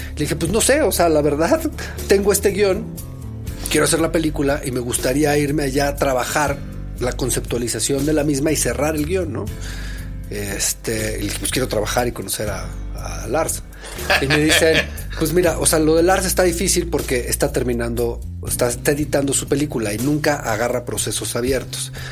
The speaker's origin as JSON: {"language": "Spanish", "country": "Mexico", "said": "soy mexicano, soy director"}